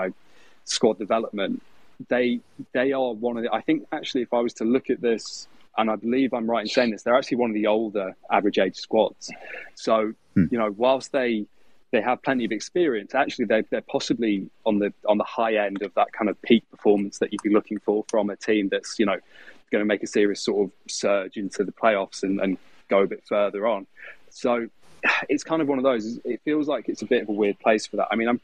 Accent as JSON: {"language": "English", "region": "England", "country": "United Kingdom", "said": "I'm English a little bit"}